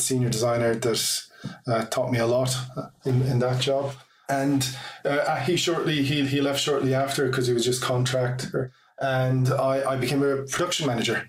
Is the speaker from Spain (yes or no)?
no; Ireland; also born or lived in Athlone / Dublin; I'm from Ireland, hence my accent